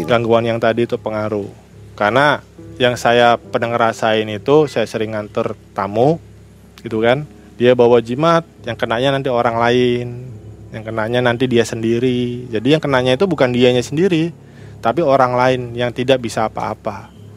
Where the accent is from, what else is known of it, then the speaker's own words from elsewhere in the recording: Cirebon, West Java, Indonesia; saya sebagai orang Cirebon lagi